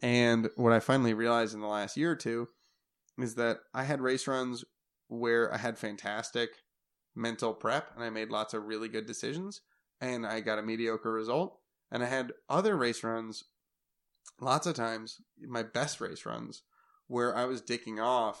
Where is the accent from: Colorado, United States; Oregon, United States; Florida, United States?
Oregon, United States; So like growing up in the Oregon races, Gabe Owens was one of the scariest people in the entire world.